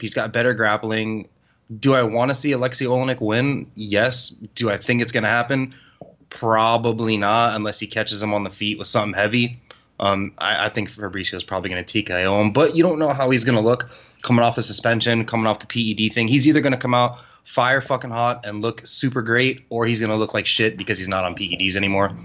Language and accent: English; Florida, United States; I'm from Florida.